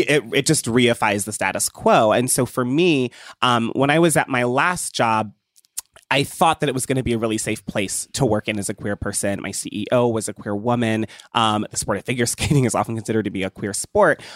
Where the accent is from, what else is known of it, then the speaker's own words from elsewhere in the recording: Ohio, United States; I grew up in Ohio